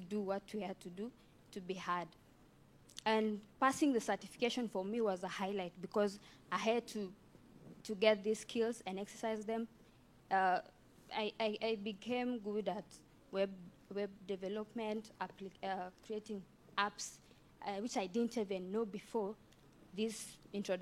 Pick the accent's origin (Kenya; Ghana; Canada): Kenya; Kapkatet, Kericho County; I was born and raised in Kenya in a village called Kapkatet.